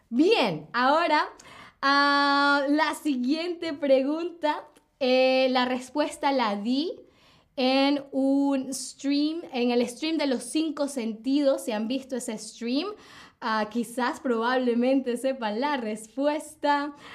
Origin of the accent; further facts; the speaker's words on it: Caracas, Capital District, Venezuela; soy de Venezuela, soy de Venezuela, ¿ok? De Caracas, Venezuela.